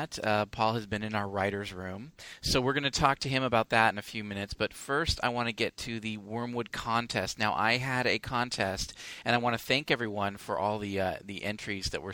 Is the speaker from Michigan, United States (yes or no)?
no; Penryn, California, United States; moved away; My father, who was born and raised in San Francisco, worked for Hewlett-Packard and moved us out to an expansion of the Hewlett-Packard offices, and we ended up finding a house in this small town called Penryn